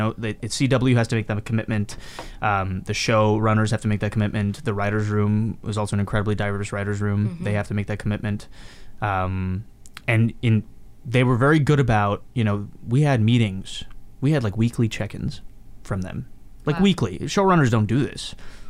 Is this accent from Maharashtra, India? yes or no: yes; Mumbai, Maharashtra, India; also born or lived in Hyderabad; I grew up, like I was born in Mumbai, and then like I lived in Hyderabad for a bit, and I played around in that same house that she still lives in to this day.